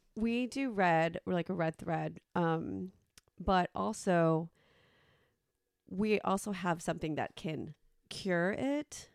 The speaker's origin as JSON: {"language": "English", "country": "Mexico", "said": "me being Mexican"}